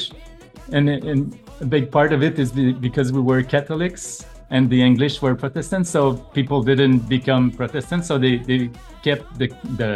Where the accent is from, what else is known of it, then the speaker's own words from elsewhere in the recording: Quebec, Canada; first language French; English is a second language; the reason why we speak French is that the territory here